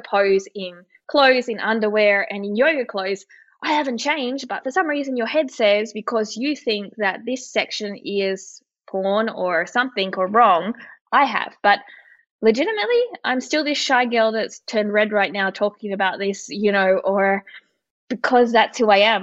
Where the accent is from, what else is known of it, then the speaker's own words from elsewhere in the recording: Australia; moved away; also born or lived in Austria; I'm Australian